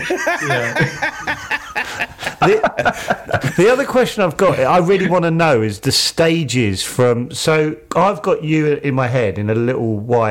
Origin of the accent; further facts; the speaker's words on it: near Biggin Hill, London, United Kingdom; I grew up near Biggin Hill